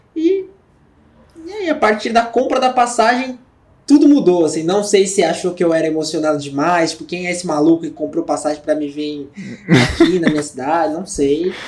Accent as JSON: {"language": "Portuguese", "region": "São Paulo", "country": "Brazil", "said": "sou de São Paulo"}